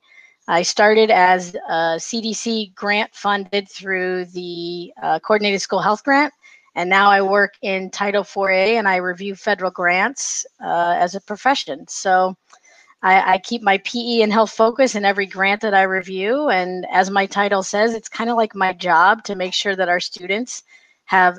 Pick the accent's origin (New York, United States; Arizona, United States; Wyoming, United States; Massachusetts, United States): Arizona, United States; also born or lived in Ohio; born and raised in Arizona. I did go to high school here in Arizona